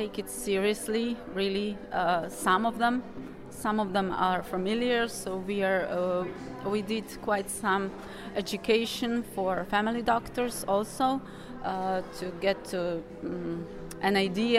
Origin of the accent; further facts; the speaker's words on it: Slovenia; I'm from Slovenia.